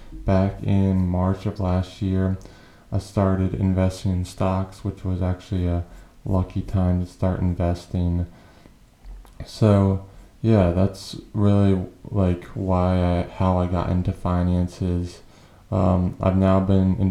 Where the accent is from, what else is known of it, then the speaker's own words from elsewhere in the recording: New Hampshire, United States; now in Delaware, United States; I was born in New Hampshire, live in Delaware now